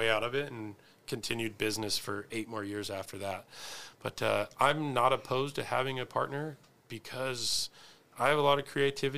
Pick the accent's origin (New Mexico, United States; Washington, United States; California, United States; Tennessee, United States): Washington, United States; Spokane; I'm from the South Hill